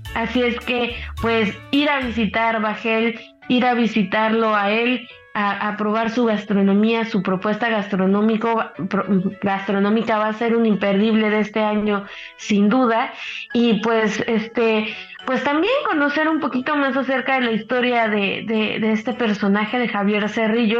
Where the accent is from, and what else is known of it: Mexico